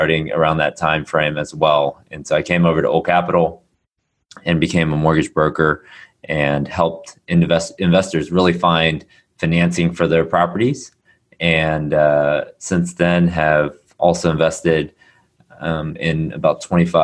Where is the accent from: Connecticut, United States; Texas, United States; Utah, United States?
Texas, United States; Houston; also born or lived in Austin, Texas; now in Dallas, United States; I was born and raised in Houston, Texas, went to school in Austin